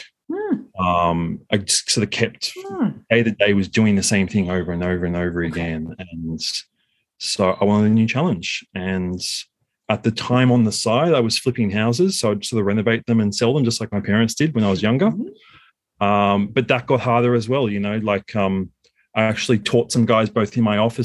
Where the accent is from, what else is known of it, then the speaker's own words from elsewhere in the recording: Sydney, New South Wales, Australia; also born or lived in Kyiv, Ukraine; born and raised in Sydney